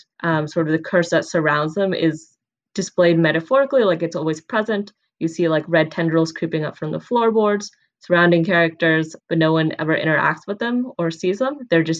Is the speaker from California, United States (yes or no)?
yes; the Bay Area, California, United States; Growing up in the Bay Area, this house was based in San Jose.